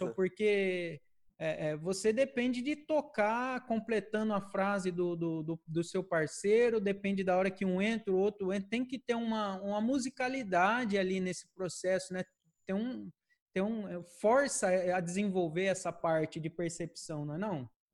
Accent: Presidente Prudente, São Paulo, Brazil; moved away as an adult; also born or lived in Tatuí; now in Campinas, Brazil; Eu sou de Presidente Prudente

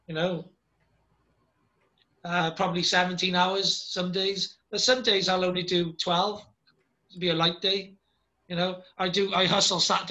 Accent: Wales, United Kingdom; I'm a Welsh dragon myself

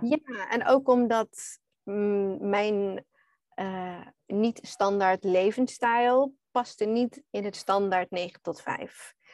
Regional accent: Australia; Dutch is a second language; moved away as an adult; also born or lived in Netherlands; now in Bali, Indonesia; Nederlands is niet mijn eerste taal. Ik ben eigenlijk Australisch

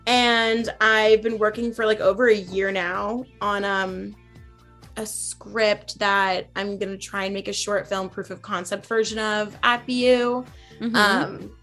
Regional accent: Massachusetts, United States; we're from Massachusetts

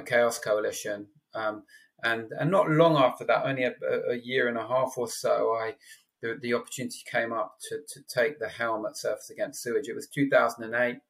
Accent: London, United Kingdom; also born or lived in Exeter; now in Cornwall, United Kingdom; I'm a Londoner born and bred who lives in Cornwall now

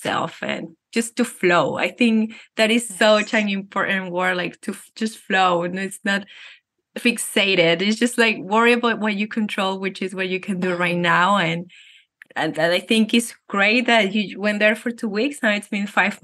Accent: Venezuela; moved away; I come from Venezuela. We Latinos or Hispanics are known to be very touchy

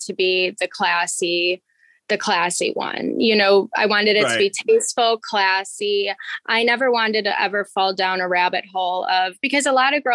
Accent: Chicago, Illinois, United States; also born or lived in Florida; I'm from Chicago, so obviously I'm used to the cold weather.

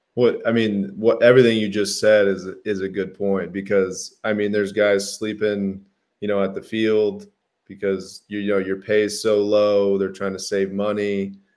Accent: Phoenix, Arizona, United States; I grew up in Phoenix, Arizona, big Italian family

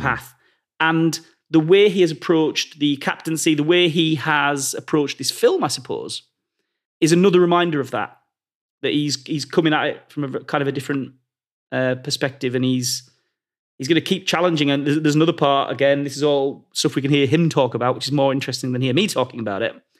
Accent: Carlisle, North West England, United Kingdom; I'm from Carlisle

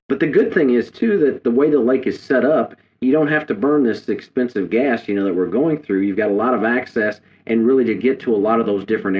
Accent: Midwest, United States; growing up in the Midwest, I didn't grow up actually fishing grass.

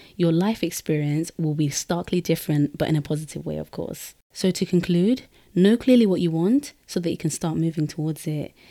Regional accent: London, United Kingdom; I was born and raised in London, but I'm Guinean from the Fulani tribe

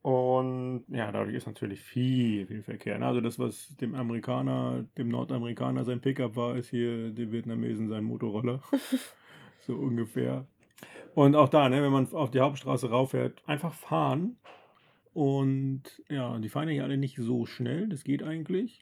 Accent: Germany; als Deutscher

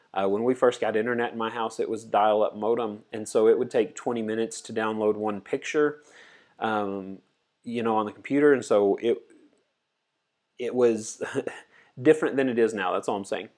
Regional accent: United States; as an American, American teenager guy

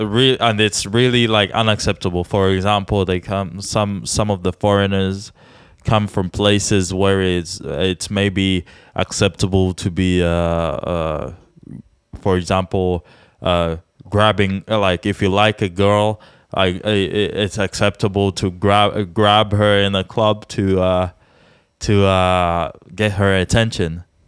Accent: Czechia; we're from the Czech Republic

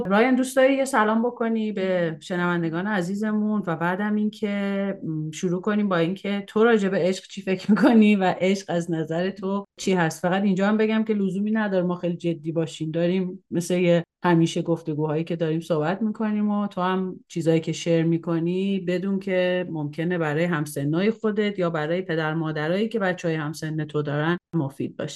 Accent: Iran; now in Canada; خب میدونی که ما مهاجرت کردیم از ایران اومدیم کانادا

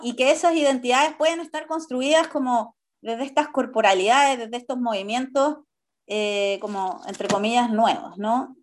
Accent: Chile; como sociedad chilena

